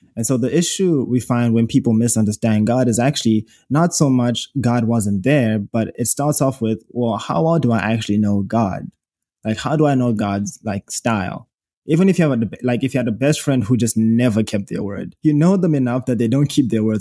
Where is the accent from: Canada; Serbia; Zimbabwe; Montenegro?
Zimbabwe; accent: British dialect; moved away as an adult; now in United States; I am from Zimbabwe, in case you hear an accent. Born and raised from there